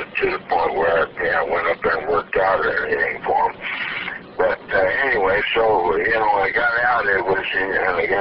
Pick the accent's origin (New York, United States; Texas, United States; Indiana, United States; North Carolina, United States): Indiana, United States; Indianapolis; Having been born and raised in Indianapolis